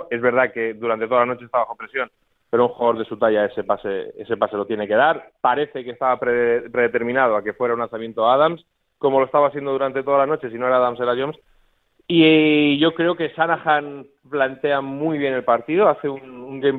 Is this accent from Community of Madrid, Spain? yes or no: no; Canary Islands, Spain; tú me dices, voy a tu tierra este fin de semana. Y digo, ah, vienes a mi tierra. Pues, yo me ha dicho, pero no a tu isla. Digo, ah, bueno, pues será Tenerife.